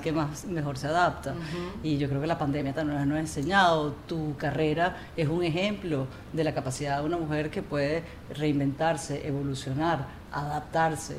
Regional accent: Amazonas, Venezuela; now in United States; yo crecí en el Amazonas

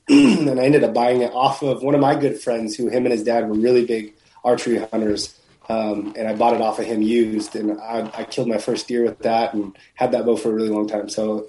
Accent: Central California, United States; now in Northern California, United States; But I grew up like Central California.

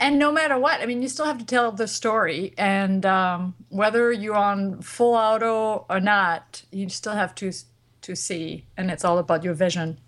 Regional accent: France; moved away; I come from France

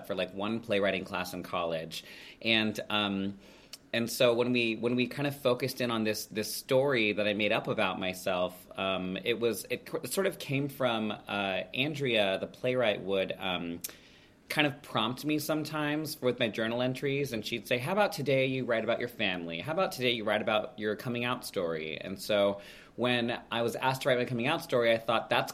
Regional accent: United States; now in Seattle, United States; As a Filipino American, I grew up in very white spaces

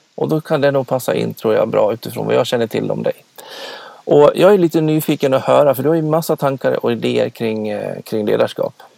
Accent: Dalarna County, Sweden; jag kommer från Dalarna, det går inte heller att dölja

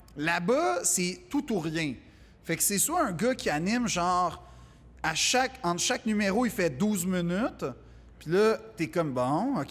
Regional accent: Quebec, Canada; accent: Québécois; mon accent québécois

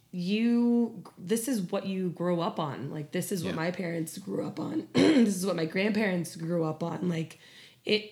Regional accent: Puerto Rico; first language Spanish; English is a second language; also born or lived in Boston, Massachusetts, United States; most of my life was in Puerto Rico, all of my elementary school and high school and stuff

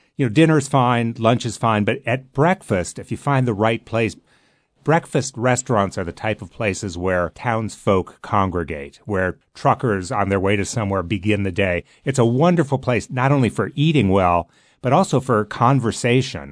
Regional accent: Midwest, United States; now in New England, United States; I'm from the Midwest

